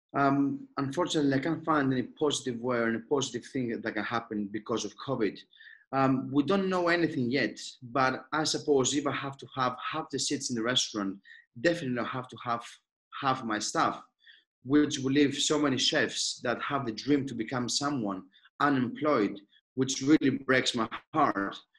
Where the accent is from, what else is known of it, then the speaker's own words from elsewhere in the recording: Athens, Attica, Greece; moved away; I born and raised in Athens.